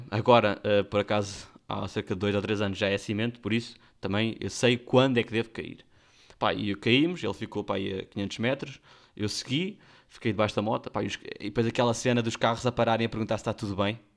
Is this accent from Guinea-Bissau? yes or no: yes; Guinea-Bissau; Nós somos da Guiné e até o Alentejo ainda é um puxão.